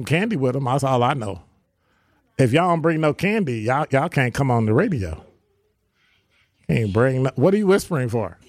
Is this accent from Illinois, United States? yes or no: yes; Chicago, Illinois, United States; I'm from Chicago.